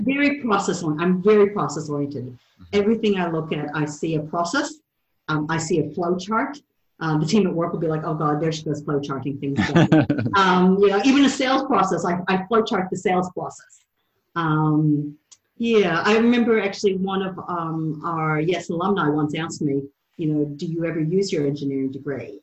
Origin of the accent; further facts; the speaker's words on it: outside Detroit, Michigan, United States; accent: American; moved away as an adult; also born or lived in Baton Rouge, Louisiana / St. Louis, Missouri; now in New Zealand; I was born outside Detroit, Michigan, and grew up there till I was 13, and then uh, spent my teenage years in Baton Rouge